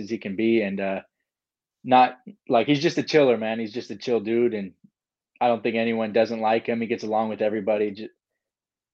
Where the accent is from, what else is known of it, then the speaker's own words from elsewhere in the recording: California, United States; I'm from California